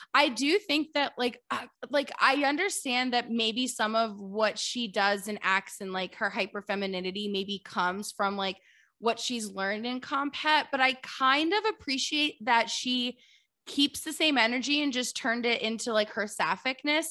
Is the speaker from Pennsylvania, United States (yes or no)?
yes; Philadelphia, Pennsylvania, United States; I'm from Philadelphia